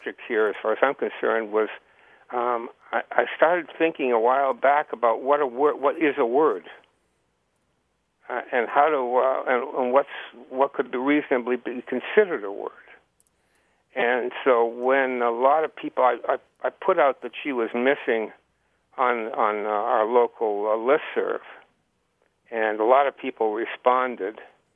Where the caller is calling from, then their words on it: Hartland, Vermont, United States; I'm calling from Heartland, Vermont